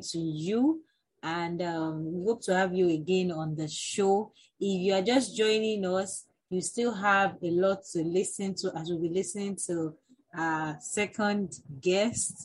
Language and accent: English; Nigeria; as teachers born and bred in Nigeria, we grew up in a setting